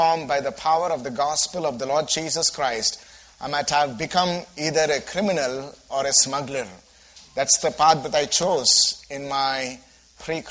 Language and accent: English; India; first language Telugu; English is a second language; Telugu is the local language that we speak in our state. It is also my mother tongue.